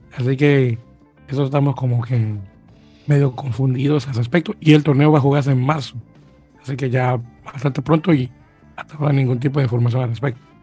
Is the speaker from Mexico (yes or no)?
no; Argentina; somos argentinos